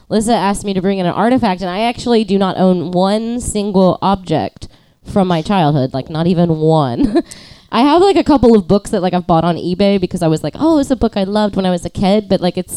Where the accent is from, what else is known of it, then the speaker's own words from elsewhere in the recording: College Station, Texas, United States; In College Station, Texas.